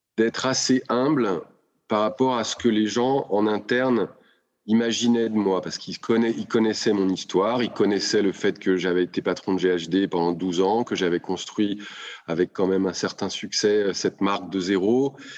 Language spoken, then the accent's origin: French; Lyon, Auvergne-Rhône-Alpes, France